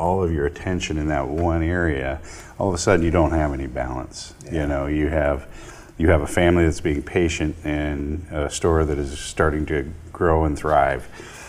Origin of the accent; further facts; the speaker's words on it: Forest City, United States; around my eighth grade year, and so I graduated from Forest City High School, and so I call Forest City my hometown.